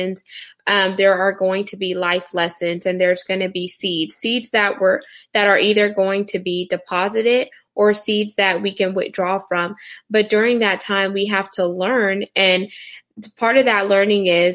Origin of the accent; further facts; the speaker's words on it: Houston, Texas, United States; I am from Houston, Texas in the U.S. I am first generation American, so Caribbean background